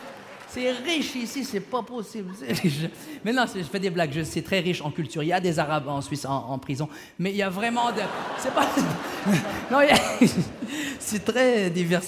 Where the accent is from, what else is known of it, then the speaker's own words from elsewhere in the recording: Quebec, Canada; québécois d'origine marocaine